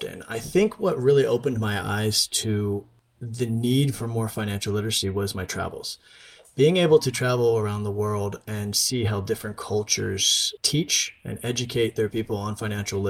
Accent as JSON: {"language": "English", "region": "Eastern Shore of Maryland", "country": "United States", "tie": "born or raised there", "also_born_or_lived": "Korea / Turkey", "moved": "as an adult", "said": "I was born and raised on the Eastern Shore of Maryland"}